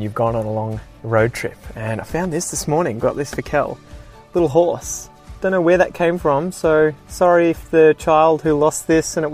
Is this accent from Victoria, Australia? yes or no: yes; Geelong, Victoria, Australia; also born or lived in Ocean Grove; this is where I grew up. I went to school in Geelong